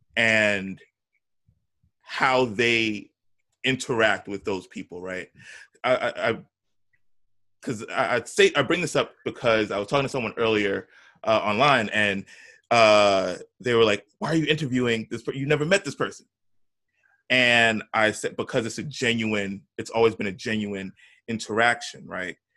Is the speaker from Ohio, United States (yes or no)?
no; New York, United States; I'm from New York